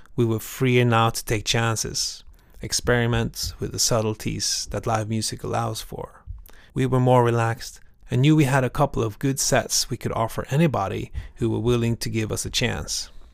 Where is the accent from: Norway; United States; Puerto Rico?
Norway; I'm from Norway.